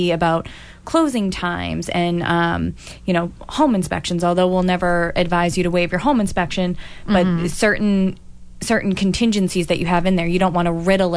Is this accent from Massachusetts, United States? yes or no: yes; Boston, Massachusetts, United States; I'm originally from Dorchester